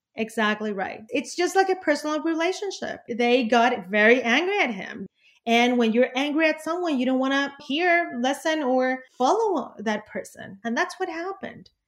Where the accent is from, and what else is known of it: Venezuela; also born or lived in Caracas